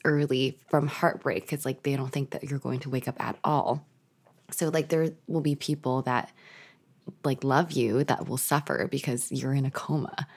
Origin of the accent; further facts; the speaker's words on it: Canada; We're Canadian